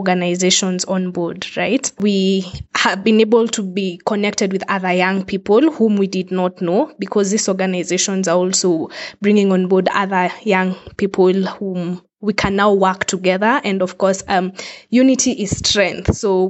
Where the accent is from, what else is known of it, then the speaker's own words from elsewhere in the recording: Nairobi, Kenya; I am from Nairobi, Kenya. I'm 25 years old